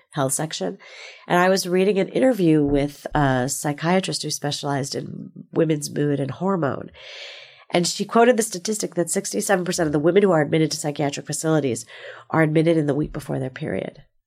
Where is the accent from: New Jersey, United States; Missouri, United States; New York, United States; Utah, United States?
New Jersey, United States; moved away as an adult; now in Bay Area, United States; I grew up in New Jersey